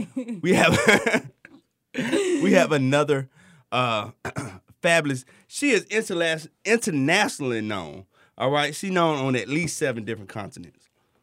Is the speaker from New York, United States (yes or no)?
no; Alabama, United States; I'm from Alabama. We don't talk eloquently.